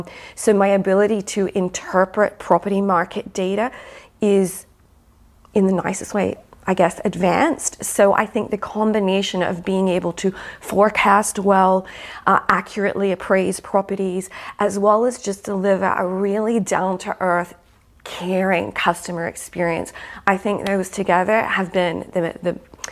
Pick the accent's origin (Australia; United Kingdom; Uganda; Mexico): Australia; born there; accent: American; also born or lived in United States; I'm Australian, so, birth.